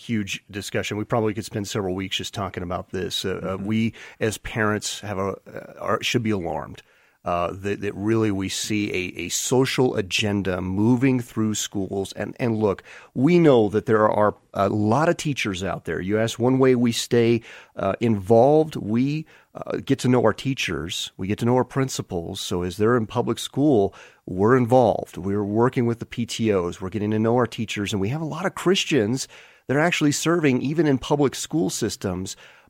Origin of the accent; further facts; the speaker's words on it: California, United States; now in Colorado, United States; I'm a Californian that had relocated to Colorado many, many years ago. I feel like I'm almost a Colorado native